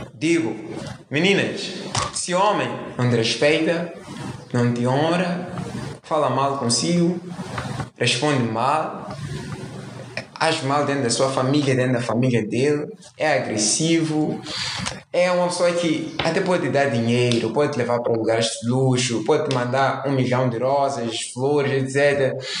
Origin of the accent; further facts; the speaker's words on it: Mozambique; nós somos moçambicanos, para quem não sabe, Moçambique, somos africanos